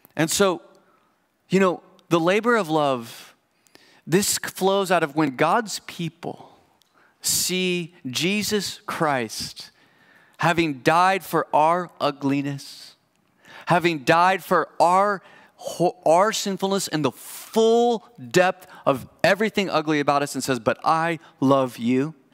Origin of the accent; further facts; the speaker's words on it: United States; as an American